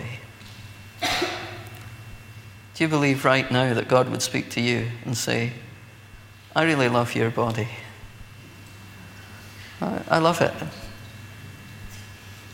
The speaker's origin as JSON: {"language": "English", "region": "Scotland", "country": "United Kingdom", "said": "as a Scotsman"}